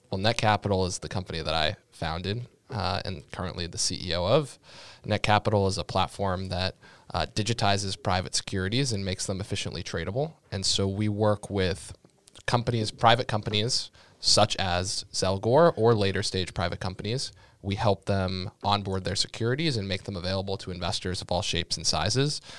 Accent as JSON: {"language": "English", "town": "Sharon", "region": "Massachusetts", "country": "United States", "tie": "born or raised there", "said": "I grew up in Sharon, Massachusetts"}